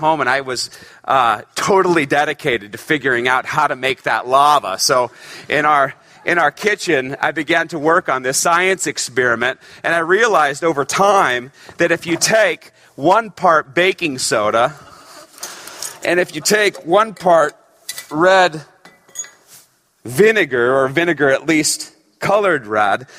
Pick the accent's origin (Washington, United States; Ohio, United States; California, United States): California, United States; Northern; I grew up in Northern California